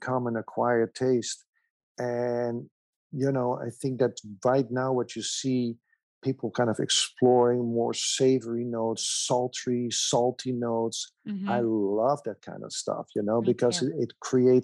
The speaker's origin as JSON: {"language": "English", "town": "Amsterdam", "region": "North Holland", "country": "Netherlands", "tie": "born or raised there", "also_born_or_lived": "Germany", "moved": "as an adult", "said": "I was, you know, born and raised in Amsterdam"}